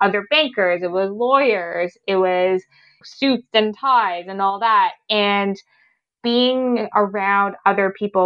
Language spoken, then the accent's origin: English; Ottawa, Ontario, Canada; growing up in Ottawa